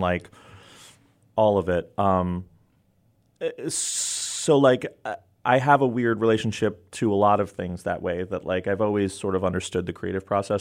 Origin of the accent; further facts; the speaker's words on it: New York City, New York, United States; my block where I grew up in New York City